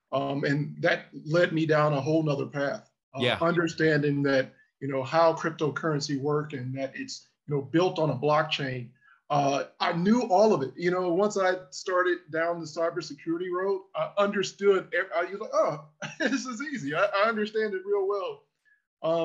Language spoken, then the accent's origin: English; Cleveland, Ohio, United States; now in Washington, D.C., United States; I'm from Cleveland, but I live in DC now